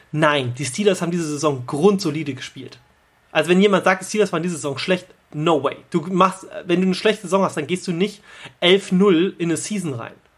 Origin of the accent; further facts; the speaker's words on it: Hanover, Lower Saxony, Germany; als gebürtiger Hannoveraner